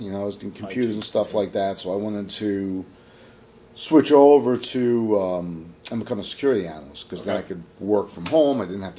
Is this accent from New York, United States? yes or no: yes; New York City, New York, United States; now in Kingston, United States; I'm from Staten Island originally.